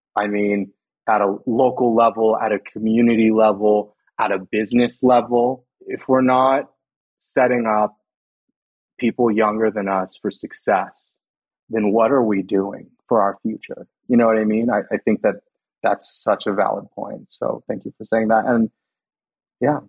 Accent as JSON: {"language": "English", "town": "Los Banos", "region": "California", "country": "United States", "tie": "born or raised there", "said": "I went to high school in Los Banos"}